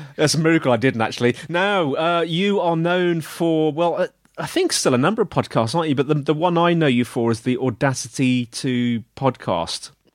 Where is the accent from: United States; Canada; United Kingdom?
United Kingdom; I'm British